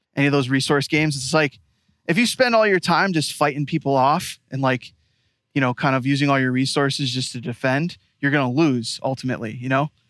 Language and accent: English; Rochester, New York, United States